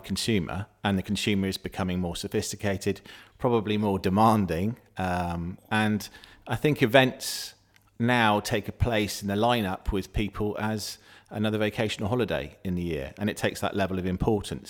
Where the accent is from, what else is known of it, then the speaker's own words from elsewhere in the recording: Somerset, South West England, United Kingdom; I'm a Somerset lad. I'm from Somerset and I grew up thankfully, with what I believe is probably the best festival in the world